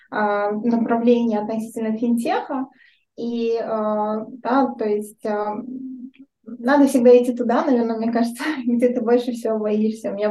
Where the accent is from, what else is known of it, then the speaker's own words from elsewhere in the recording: Minsk, Belarus; да, мне 33 года. Я родом из Минска, живу сейчас тоже в Минске.